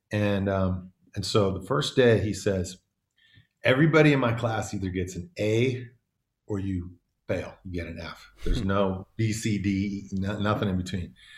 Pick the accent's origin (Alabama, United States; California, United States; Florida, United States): California, United States; Davis; also born or lived in Oakland / Bali; I was born in Oakland, but I grew up in this little town called Davis